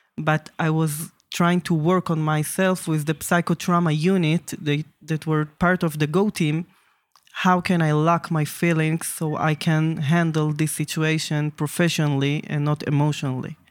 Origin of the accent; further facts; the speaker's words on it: Jerusalem, Jerusalem District, Israel; I'm from Jerusalem